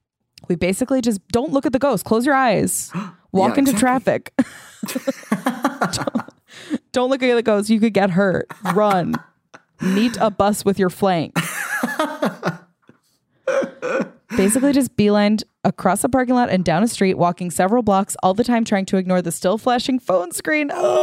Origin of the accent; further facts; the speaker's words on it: Nantucket, Massachusetts, United States; I am from Nantucket, Massachusetts, and used to give tours in the oldest house on the island.